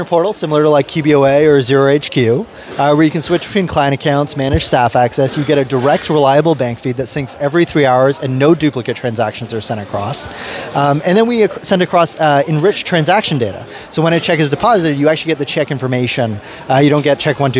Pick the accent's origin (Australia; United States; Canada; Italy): Canada; also born or lived in United Kingdom; I was originally born in the UK, and I moved to Canada when I was like 4 years old